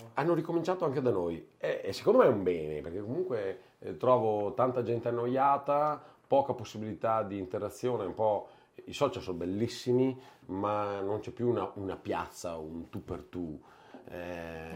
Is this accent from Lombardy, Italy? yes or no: no; Castelfranco Veneto, Veneto, Italy; io sono di Castelfranco, ma beh, Treviso